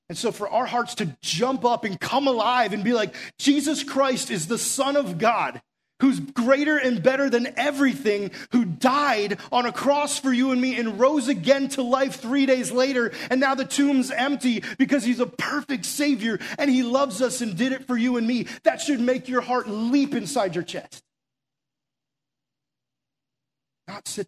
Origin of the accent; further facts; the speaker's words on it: Massachusetts, United States; now in Florida, United States; I'm from Massachusetts originally